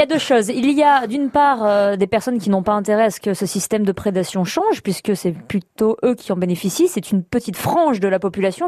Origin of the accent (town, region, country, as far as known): the La Bourboule area, Auvergne-Rhône-Alpes, France